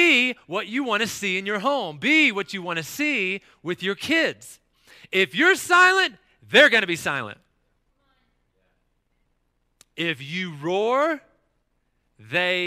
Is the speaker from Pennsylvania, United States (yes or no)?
no; North Carolina, United States; as a kid growing up in North Carolina